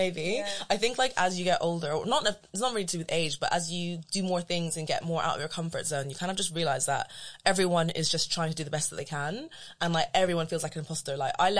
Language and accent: English; London, United Kingdom; So I say I'm from London and then people say, where are you really from?